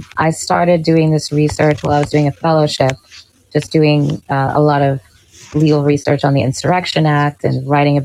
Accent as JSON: {"language": "English", "area": "Long Island, Suffolk County", "region": "New York", "country": "United States", "tie": "born or raised there", "also_born_or_lived": "Manhattan, New York City", "moved": "as an adult", "lives_now": "Brooklyn, United States", "said": "for the most part in Suffolk County and Long Island."}